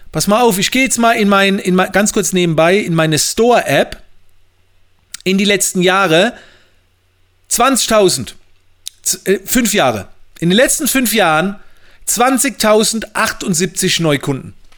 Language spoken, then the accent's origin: German; Mannheim, Baden-Württemberg, Germany; bei uns in Mannheim